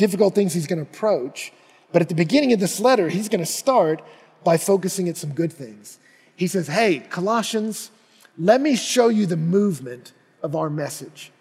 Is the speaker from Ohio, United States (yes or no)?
no; Texas, United States; I grew up in Texas